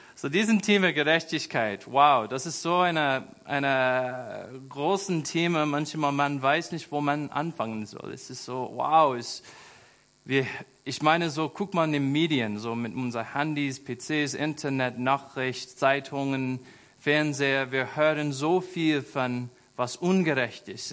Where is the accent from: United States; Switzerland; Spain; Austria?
United States; German is a second language; moved away as an adult; now in Germany; Ich war einfach ein einfacher Junge in den USA. Ich bin auf dem Land aufgewachsen.